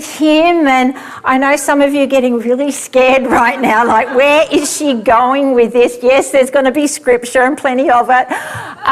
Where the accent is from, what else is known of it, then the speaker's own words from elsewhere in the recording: Australia; also born or lived in Sydney; with us Aussies, you know, it's warm here